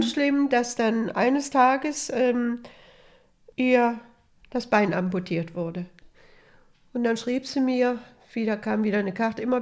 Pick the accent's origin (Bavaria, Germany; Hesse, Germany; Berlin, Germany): Hesse, Germany; Hessisch Lichtenau; samstags abends, da war ja bei uns in Hessisch-Lichtenau, da war das Kino und da war ein ganz großer Tanzsaal und da gab es auch immer Musik, eine Musikbox